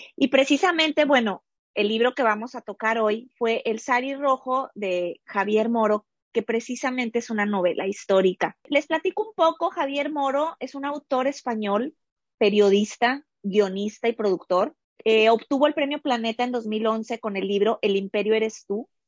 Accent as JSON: {"language": "Spanish", "country": "Mexico", "moved": "yes", "lives_now": "United States", "said": "yo estoy ahorita dentro de la cultura americana, siendo mexicana"}